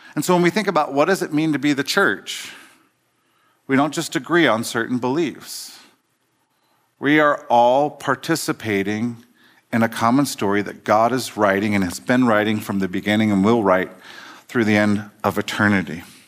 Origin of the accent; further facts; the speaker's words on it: Cincinnati, Ohio, United States; I grew up in Cincinnati in the eighties, Reagan years